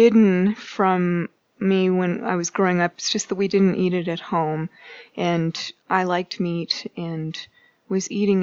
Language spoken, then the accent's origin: English; Canada; moved away as an adult; now in Boulder, United States; As a Canadian